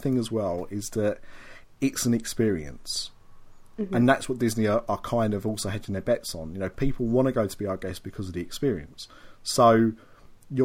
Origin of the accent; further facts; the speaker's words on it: United Kingdom; as a Brit